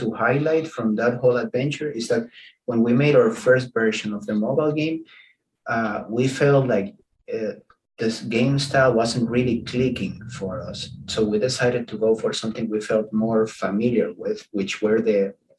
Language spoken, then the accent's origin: English; Dominican Republic; English is a second language; Not really, actually. In the Dominican Republic, that's not a celebration by any means